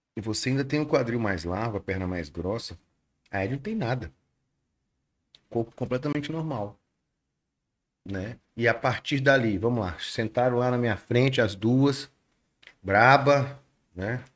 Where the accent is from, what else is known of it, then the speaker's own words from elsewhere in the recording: Vilhena, Rondônia, Brazil; now in Manaus, Brazil; eu sou natural de Vilhena, estado de Rondônia